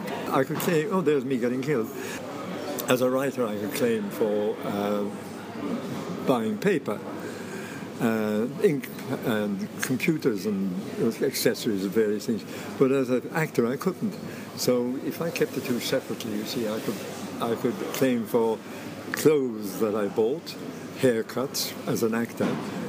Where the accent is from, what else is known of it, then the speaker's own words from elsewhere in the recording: Ireland; Well, I'm Irish, as you know, and my father wanted to go into the theatre.